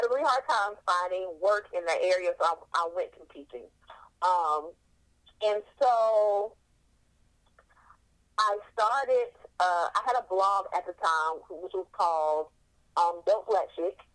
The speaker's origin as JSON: {"language": "English", "region": "North Carolina", "country": "United States", "tie": "born or raised there", "said": "I was born and raised in North Carolina. I am from the South."}